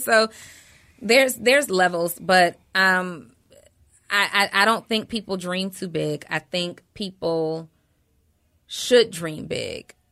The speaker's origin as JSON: {"language": "English", "town": "College Park", "region": "Georgia", "country": "United States", "tie": "born or raised there", "also_born_or_lived": "New Orleans, Louisiana", "said": "I was raised in Atlanta"}